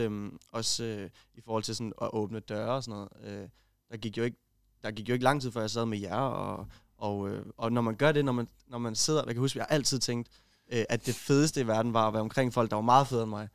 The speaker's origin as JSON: {"language": "Danish", "town": "Kolding", "region": "Southern Denmark", "country": "Denmark", "said": "jeg er fra Kolding af"}